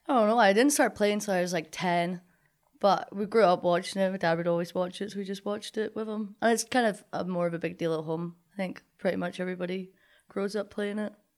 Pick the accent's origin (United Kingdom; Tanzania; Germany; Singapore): United Kingdom; Linlithgow, Scotland; moved away as an adult; now in Kirksville, United States; I'm from Scotland